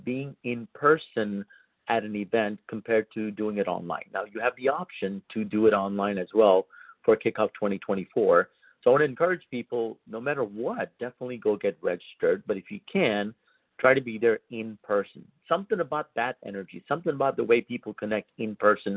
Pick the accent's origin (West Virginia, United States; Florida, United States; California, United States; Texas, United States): Texas, United States; Houston; I'm from Houston